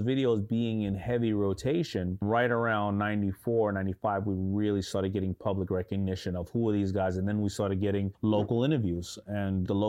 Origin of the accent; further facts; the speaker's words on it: New York City, New York, United States; I grew up in Hollis, Queens.